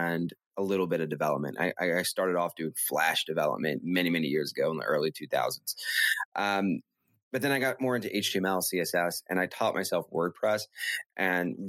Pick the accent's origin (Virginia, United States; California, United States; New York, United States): New York, United States; New York City; I actually grew up in Brooklyn, and I grew up on Avenue X